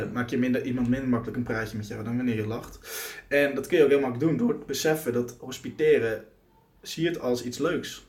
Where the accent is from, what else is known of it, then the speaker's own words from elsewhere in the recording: Netherlands; wij Nederlanders